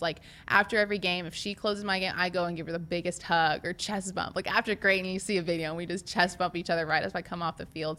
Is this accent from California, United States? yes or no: no; Nebraska, United States; I'm from Nebraska and I played for Nebraska.